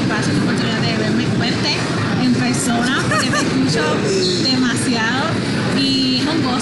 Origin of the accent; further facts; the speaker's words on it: Puerto Rico; also born or lived in Florida; now in Tampa, United States; Yo nací aquí en la Florida, eh, me crié en Puerto Rico y por muchos años viví en Puerto Rico. Hace cuatro años estoy viviendo en la ciudad de Tampa, Florida